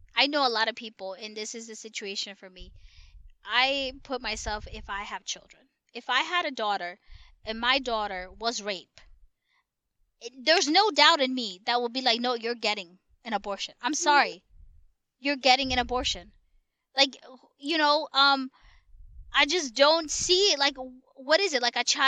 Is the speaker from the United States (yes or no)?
yes; New York, United States; we're actually from New York